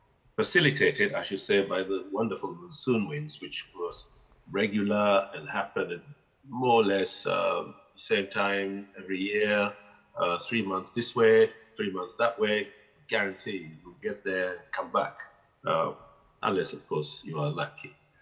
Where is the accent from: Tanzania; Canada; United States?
Tanzania; Zanzibar; When they came during the Musim, because, as I said, we lived just by the docks there